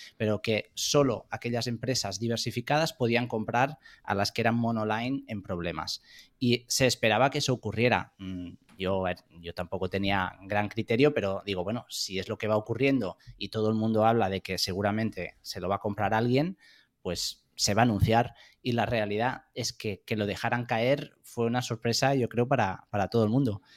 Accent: Spain; moved away as an adult; also born or lived in France / London / United States

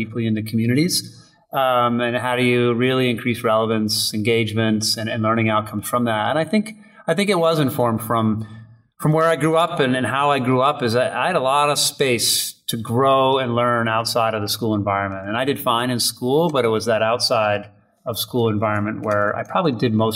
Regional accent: Holliston, Massachusetts, United States; I grew up in Holliston, Massachusetts, a suburb of Boston

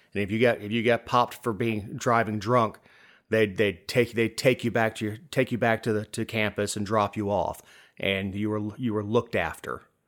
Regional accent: Florida, United States; moved away as an adult; now in Georgia, United States; I'm from Florida.

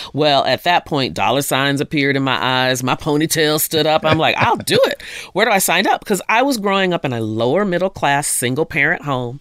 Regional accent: Jonesboro, Arkansas, United States; also born or lived in Honolulu, Hawaii; Ended up in Jonesboro, Arkansas, which I grew up mainly there

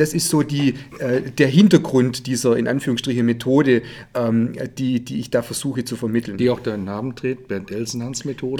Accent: Heidenheim, Baden-Württemberg, Germany; Ich habe mit zehn Jahren hier in Heidenheim Judo begonnen zu trainieren

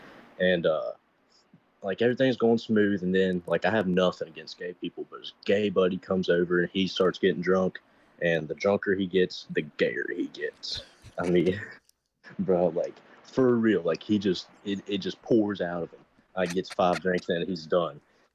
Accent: West Virginia, United States; West Virginia.

